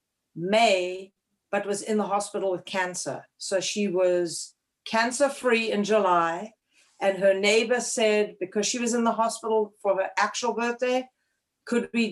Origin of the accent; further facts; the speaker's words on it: Cape Town, Western Cape, South Africa; moved away as an adult; also born or lived in Bloomington, Indiana; now in Connecticut, United States; I was born and raised in Cape Town, South Africa, in a place called Clifton Beach